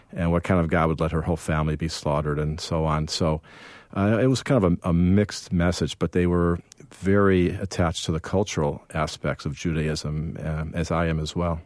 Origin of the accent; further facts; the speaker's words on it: Evanston, Illinois, United States; I grew up in Chicago